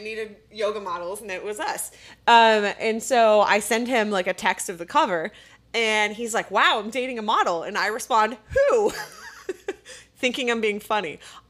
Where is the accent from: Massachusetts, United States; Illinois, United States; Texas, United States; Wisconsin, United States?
Texas, United States; I'm from Texas.